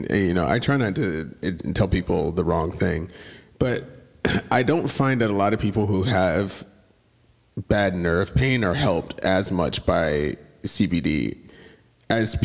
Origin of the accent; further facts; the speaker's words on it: Atlanta, Georgia, United States; I had like a weird position like growing up in Atlanta